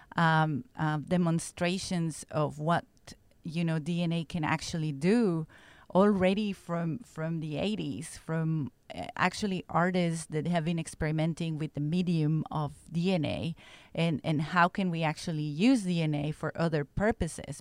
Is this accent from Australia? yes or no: no; Mexico; moved away as an adult; also born or lived in Stockholm, Sweden / United States; I'm from Mexico originally